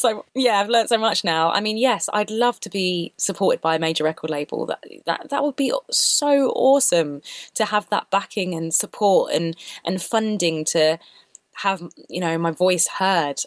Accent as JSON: {"language": "English", "region": "London", "country": "United Kingdom", "tie": "born or raised there", "said": "I grew up in London, which is pretty multicultural"}